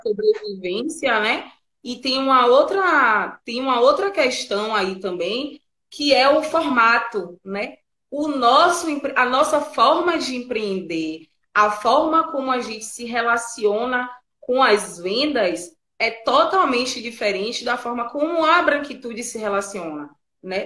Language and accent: Portuguese; Bahia, Brazil; A gente é baiano, né? E a gente é baiano, é preto